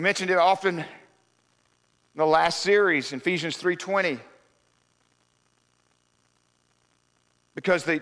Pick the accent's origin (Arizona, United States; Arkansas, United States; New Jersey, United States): Arkansas, United States; We're from Arkansas